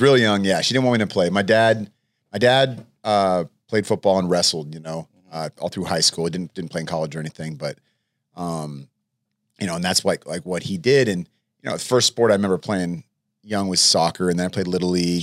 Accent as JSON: {"language": "English", "town": "El Cerrito", "region": "California", "country": "United States", "tie": "born or raised there", "also_born_or_lived": "Oak Ridge, Tennessee", "said": "I grew up mostly in El Cerrito"}